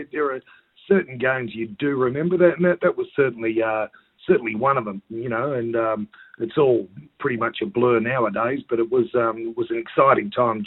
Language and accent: English; Perth, Western Australia, Australia; My mother was actually Australian, I grew up in Perth in a very typical Australian family